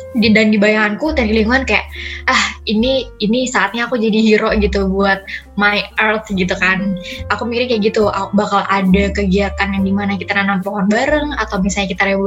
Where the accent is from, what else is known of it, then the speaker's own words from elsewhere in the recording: Cirebon, West Java, Indonesia; moved away as an adult; also born or lived in Sukabumi; now in Semarang, Indonesia; aku BTW dari Cirebon, di Jawa Barat, cuman lahir aku dari Sukabumi.